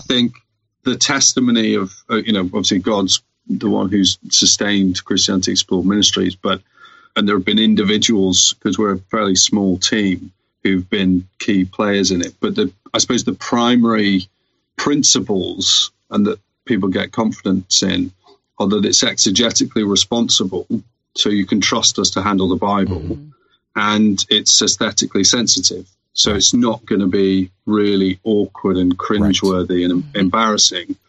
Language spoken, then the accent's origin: English; United Kingdom; we're British